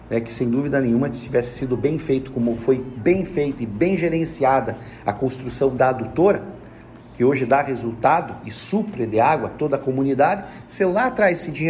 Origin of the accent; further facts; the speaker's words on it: Antonina, Paraná, Brazil; Né, de poder encher a boca e falar, eu sou de Antonina, aquela cidade bonita que você viu na televisão